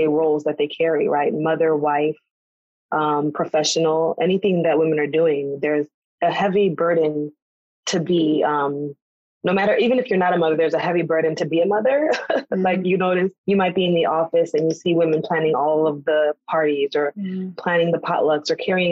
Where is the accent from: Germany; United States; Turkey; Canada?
United States; an American-born Black woman from another culture